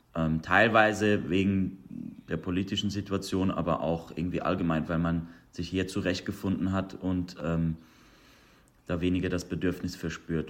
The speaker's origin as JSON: {"language": "German", "region": "Zurich", "country": "Switzerland", "tie": "born or raised there", "moved": "as an adult", "lives_now": "Los Angeles, United States", "said": "Zürich, wo ich aufgewachsen bin, ist jetzt nicht so ein großer Hub für die Persian Community"}